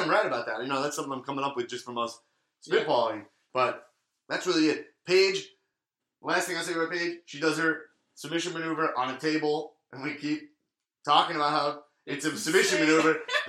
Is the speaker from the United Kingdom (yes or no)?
yes; Staines, South East England, United Kingdom; I grew up in Staines, England.